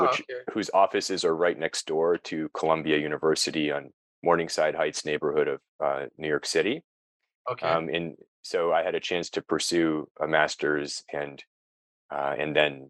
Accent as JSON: {"language": "English", "country": "Japan", "tie": "born or raised there", "also_born_or_lived": "United States", "said": "I grew up in Japan for most of my childhood. So I had a connection to Japan already."}